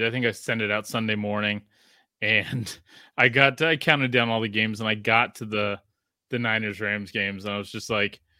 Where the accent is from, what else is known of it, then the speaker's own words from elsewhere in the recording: Australia; because I grew up in Australia, and like, can you do an Australian accent?